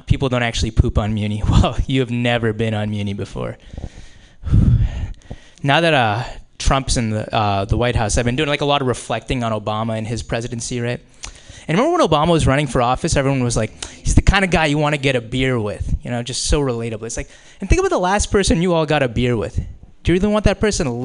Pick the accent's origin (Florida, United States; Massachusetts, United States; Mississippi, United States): Massachusetts, United States; Boston; I am from the Boston area originally